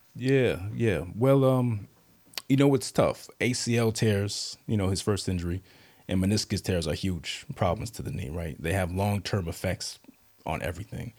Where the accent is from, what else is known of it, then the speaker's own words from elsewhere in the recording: Southlake, Texas, United States; moved away as an adult; also born or lived in Charlotte, North Carolina / Durham, North Carolina / New York; now in Virginia, United States; I grew up mostly in South Lake, Texas, near Dallas.